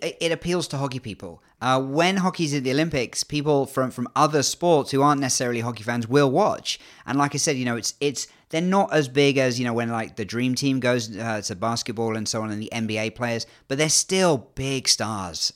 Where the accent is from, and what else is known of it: England, United Kingdom; accent: English